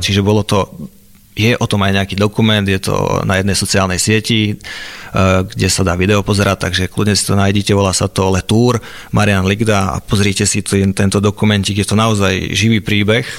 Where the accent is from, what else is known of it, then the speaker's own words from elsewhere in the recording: Liptov, Žilina Region, Slovakia; od malička som jazdil vlastne v nízkych Tatrách, keďže som z Liptova